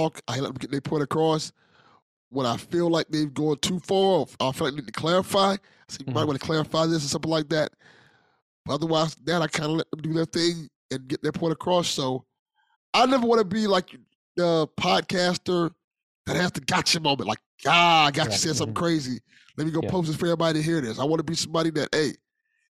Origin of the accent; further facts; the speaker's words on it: Miami, Florida, United States; I'm a guy from Miami